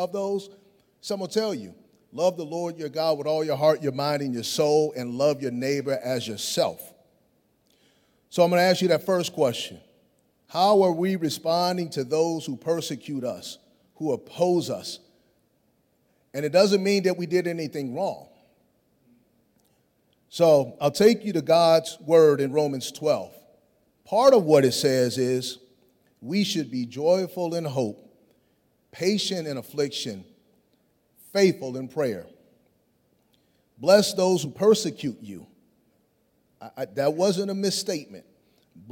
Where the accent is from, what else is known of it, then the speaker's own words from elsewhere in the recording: Chicago, Illinois, United States; growing up in Chicago